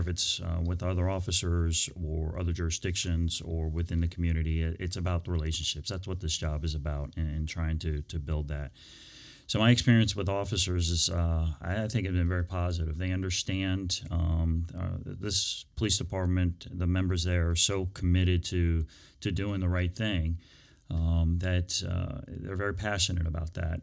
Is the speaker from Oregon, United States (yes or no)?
no; Prince William County, Virginia, United States; I grew up in Prince William County.